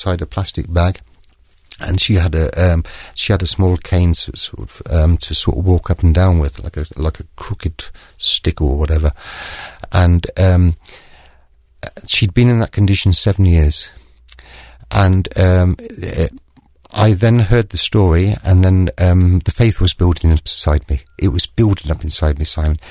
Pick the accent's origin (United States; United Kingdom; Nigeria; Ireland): United Kingdom; now in Germany; I can speak in English, yeah, because I'm British